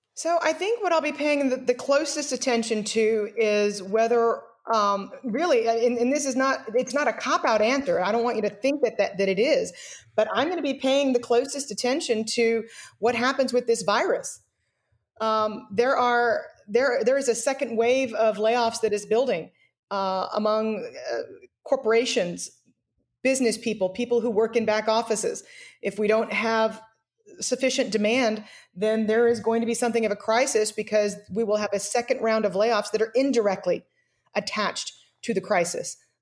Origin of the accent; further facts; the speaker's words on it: United States; as an American